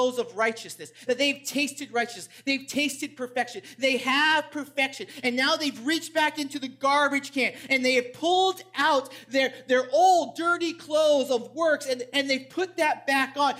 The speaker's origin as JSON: {"language": "English", "region": "New England", "country": "United States", "tie": "born or raised there", "said": "I grew up in New England, so I'm a big Red Sox fan"}